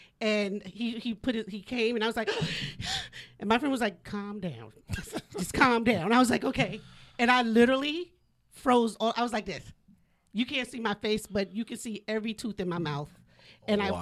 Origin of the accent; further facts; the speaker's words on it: Yonkers, New York, United States; now in New Jersey, United States; I'm from Yonkers. I grew up with … and ….